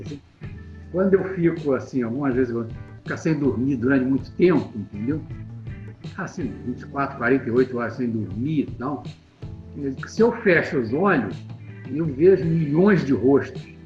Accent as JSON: {"language": "Portuguese", "town": "Petrópolis", "region": "Rio de Janeiro", "country": "Brazil", "tie": "born or raised there", "said": "Lá na minha cidade, em Petrópolis"}